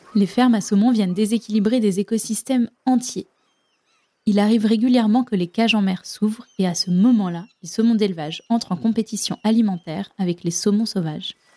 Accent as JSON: {"language": "French", "country": "France", "said": "chez nous, en France"}